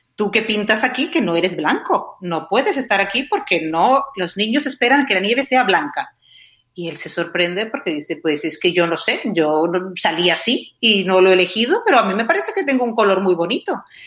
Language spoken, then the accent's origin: Spanish; Canary Islands, Spain; moved away as an adult; also born or lived in Madrid / England; yo soy canaria y estudié traducción e interpretación en Canarias y luego me fui a Madrid